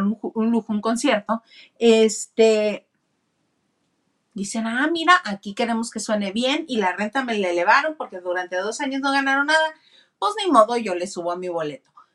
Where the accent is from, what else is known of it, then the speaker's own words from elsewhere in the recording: northern Mexico, Mexico; accent: norteño; now in Mexicali, Mexico; poco a poco voy reconociendo mi acento norteño.